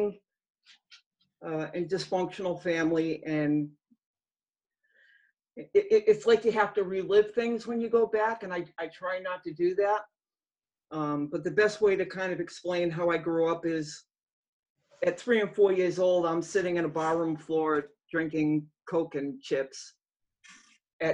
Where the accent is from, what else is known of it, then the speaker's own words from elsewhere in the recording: Massachusetts, United States; I grew up in the state of Massachusetts.